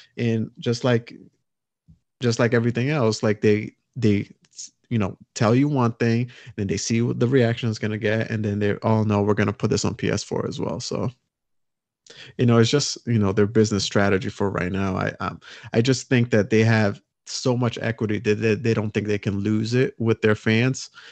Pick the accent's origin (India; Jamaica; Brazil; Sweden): Brazil; moved away; I'm from Brazil originally